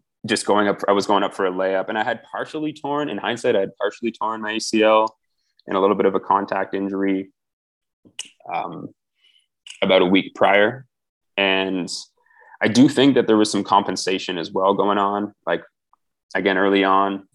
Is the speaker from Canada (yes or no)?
yes; Ottawa, Ontario, Canada; moved away as an adult; also born or lived in Ohio, United States; now in Armenia; it was my hometown too